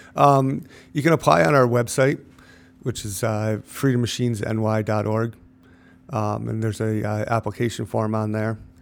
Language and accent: English; Lake George, New York, United States; I grew up in Cloverdale, went to, uh, Lake George High School